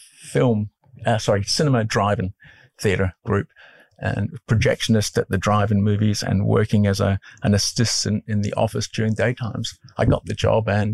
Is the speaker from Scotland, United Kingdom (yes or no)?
yes; Scotland, United Kingdom; moved away; also born or lived in Brentwood; I was born in Scotland